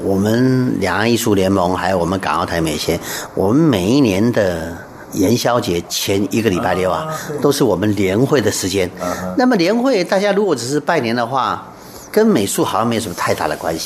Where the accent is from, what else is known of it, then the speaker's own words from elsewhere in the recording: Taiwan; 我们台湾人